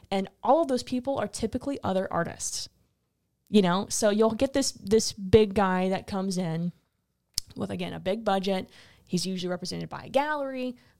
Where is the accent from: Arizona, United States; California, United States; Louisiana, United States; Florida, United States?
Louisiana, United States; New Iberia; also born or lived in Lafayette, Louisiana / New York City; I was in New Iberia for the first twelve years of my life, then I moved to Lafayette in middle school, high school